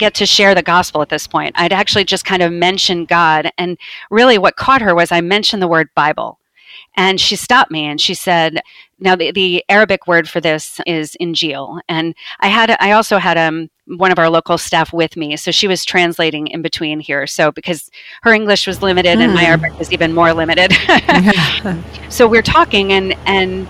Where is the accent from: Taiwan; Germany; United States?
United States; we're from America